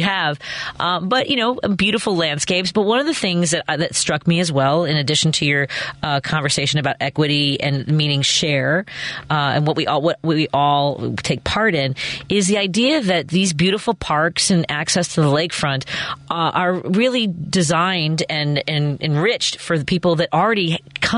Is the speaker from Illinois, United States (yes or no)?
yes; Chicago, Illinois, United States; I grew up in Norwood Park